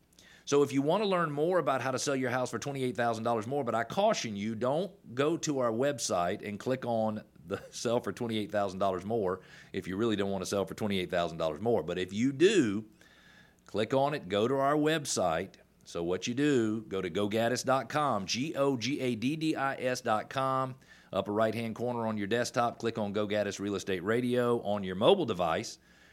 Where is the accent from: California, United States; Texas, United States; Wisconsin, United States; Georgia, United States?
Georgia, United States; Atlanta; also born or lived in Indiana / South Carolina / Illinois; you are a native of Metro Atlanta. I was born in Metro Atlanta in 1968. I've lived in Atlanta most of my life, with the exception of 10 years where I worked for another company, and I lived in Indiana, I lived in South Carolina